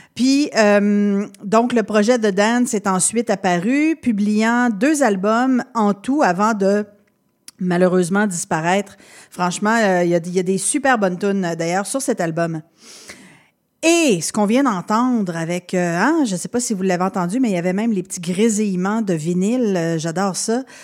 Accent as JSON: {"language": "French", "town": "Quebec City", "region": "Quebec", "country": "Canada", "tie": "born or raised there", "said": "je viens de Québec"}